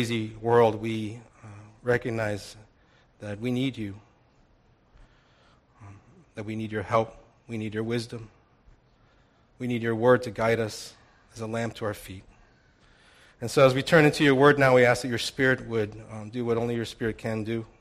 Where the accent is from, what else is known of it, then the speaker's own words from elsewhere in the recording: St. Louis, Missouri, United States; moved away; I went back to St. Louis, my hometown